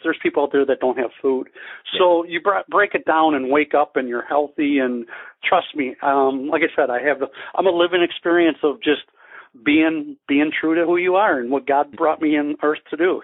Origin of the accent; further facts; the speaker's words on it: Wisconsin, United States; moved away as an adult; also born or lived in Denver, Colorado; now in Scottsdale, United States; I'm from Wisconsin originally